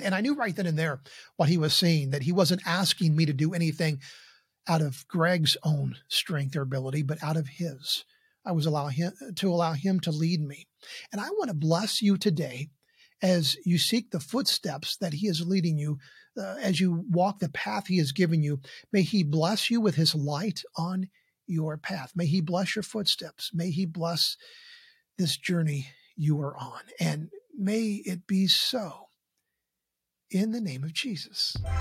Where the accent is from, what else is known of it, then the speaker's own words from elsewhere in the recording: Columbus, Indiana, United States; my hometown of Columbus, Indiana